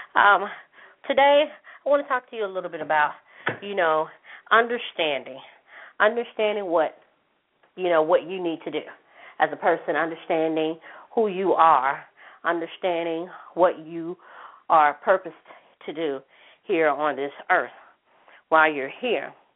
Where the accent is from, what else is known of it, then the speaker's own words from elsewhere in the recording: Jackson, United States; in my hometown, one of my hometowns in Jackson